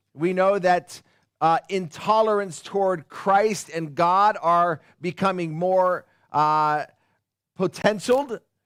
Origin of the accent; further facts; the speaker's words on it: Upland, California, United States; moved away; I grew up in Upland.